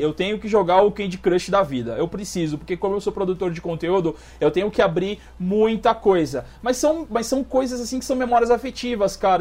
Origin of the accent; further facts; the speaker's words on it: Osasco, São Paulo, Brazil; also born or lived in Minas Gerais; now in Pato Branco, Brazil; eu nasci em Minas e cresci em São Paulo. Então eu morava em Osasco